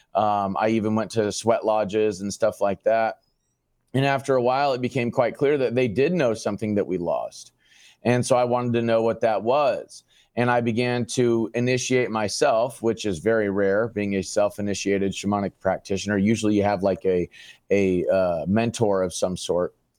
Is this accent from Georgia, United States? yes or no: no; Phoenix, Arizona, United States; Born and raised in Phoenix, Arizona